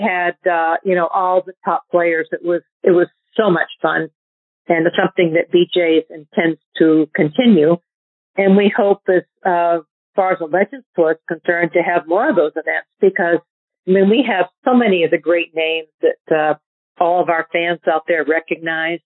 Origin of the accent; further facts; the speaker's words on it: New Hampshire, United States; I grew up in New Hampshire